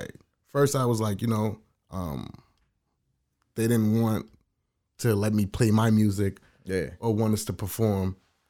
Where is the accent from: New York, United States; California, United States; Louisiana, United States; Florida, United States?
New York, United States; New York City; I'm a Queens native.